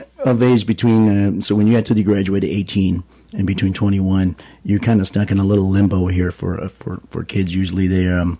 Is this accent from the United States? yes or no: yes; El Paso, Texas, United States; now in Las Vegas, United States; I'm originally from Texas, El Paso, Texas, shout out there, guys, back in 84, and living here for a bit